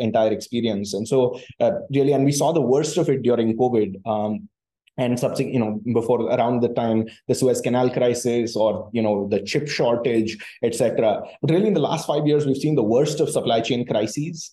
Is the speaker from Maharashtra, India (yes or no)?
no; Chennai, Tamil Nadu, India; born and brought up in Chennai, um, uh, you know, fairly typical sort of middle class uh, South Indian Tamil Brahmin family